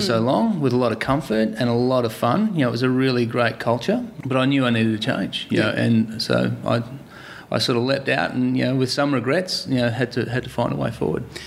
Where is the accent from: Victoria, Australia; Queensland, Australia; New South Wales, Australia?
Victoria, Australia; Torquay; I was brought up here in Torquay